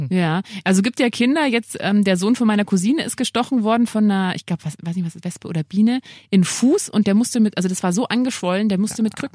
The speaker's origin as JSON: {"language": "German", "region": "Bavaria", "country": "Germany", "tie": "born or raised there", "said": "ich komme ja, ich bin ja in Niederbayern aufgewachsen."}